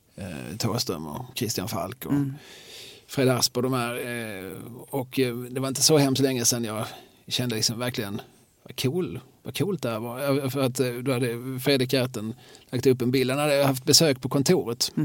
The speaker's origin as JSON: {"language": "Swedish", "town": "Malmö", "region": "Skåne", "country": "Sweden", "said": "som Malmöbo"}